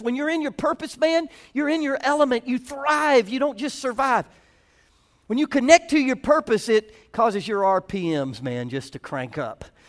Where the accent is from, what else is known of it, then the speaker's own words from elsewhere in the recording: the South, United States; I'm from the South